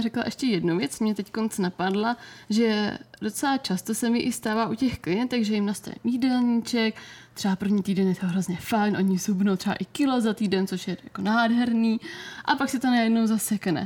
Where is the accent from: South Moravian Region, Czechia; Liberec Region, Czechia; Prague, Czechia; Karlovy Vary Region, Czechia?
South Moravian Region, Czechia; Brno; u nás v Brně jsem si dělala o Fitness institutu kurz výživního poradce